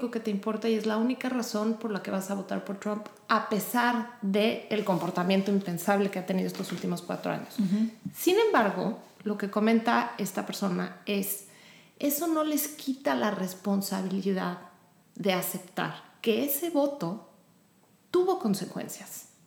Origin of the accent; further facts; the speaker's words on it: Mexico; now in Houston, United States; en mi caso yo y mi esposo somos mexicanos, mis hijos nacieron aquí